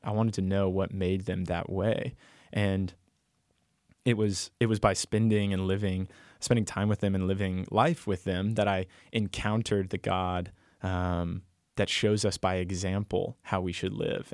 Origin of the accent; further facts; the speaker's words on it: Texas, United States; I'm from Texas